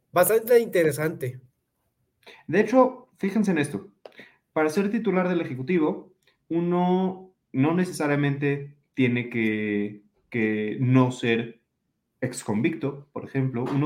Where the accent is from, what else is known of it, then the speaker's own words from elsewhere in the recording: Mexico; Es decir, yo soy mexicano